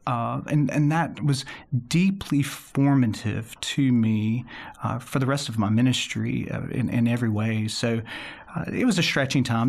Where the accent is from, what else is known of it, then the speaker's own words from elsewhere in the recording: Clinton, Mississippi, United States; moved away as an adult; now in Birmingham, United States; Home for me is a suburb of Jackson, Mississippi called Clinton, Mississippi, and I grew up there from kindergarten through Mississippi College